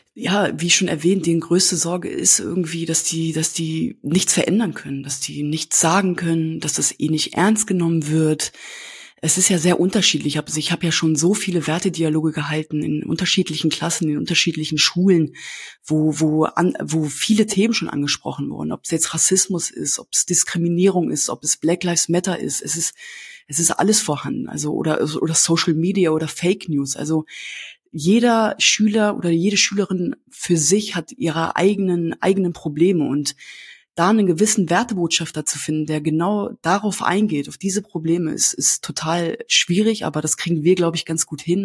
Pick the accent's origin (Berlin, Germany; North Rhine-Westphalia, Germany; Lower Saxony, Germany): Lower Saxony, Germany; Hanover; first language Kurdish; Heimat ist für mich äh, Hannover Linden